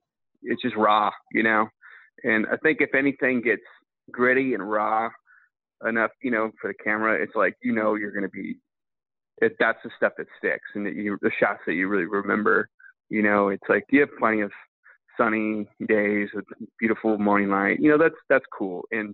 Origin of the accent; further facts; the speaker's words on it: California, United States; so I grew up in California hunting ducks since, you know, 3 years old.